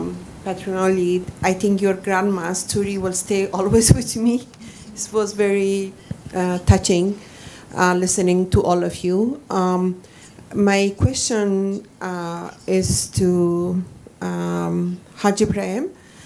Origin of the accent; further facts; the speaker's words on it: Afghanistan; I'm from Afghanistan